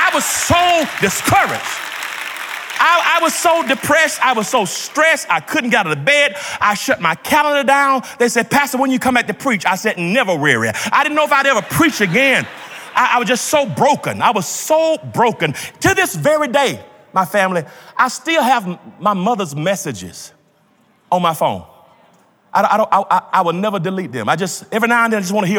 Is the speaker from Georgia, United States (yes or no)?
yes; Georgia, United States; When I grew up in Georgia